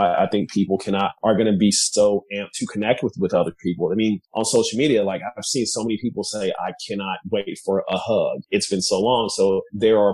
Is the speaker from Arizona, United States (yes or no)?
no; Kansas City, Missouri, United States; now in San Francisco, United States; I'm originally from Kansas City, Missouri